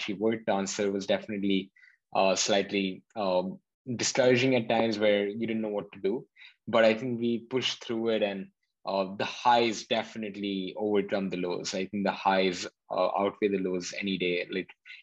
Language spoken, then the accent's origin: English; Hyderabad, Telangana, India; moved away as an adult; now in Berkeley, United States; I was born in India and then grew up in a city called Hyderabad for 18 years of my life